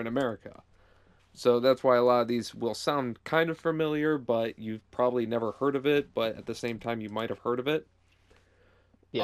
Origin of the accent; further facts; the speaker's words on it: Michigan, United States; Michigan, my home state